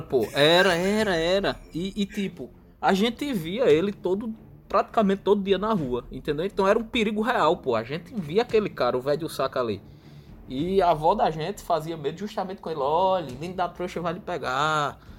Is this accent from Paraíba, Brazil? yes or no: yes; Solânea, Paraíba, Brazil; moved away; also born or lived in Campina Grande; eu sou de uma cidadezinha do interior da Paraíba, ainda mais que é Campina Grande, né? Sou de Solânia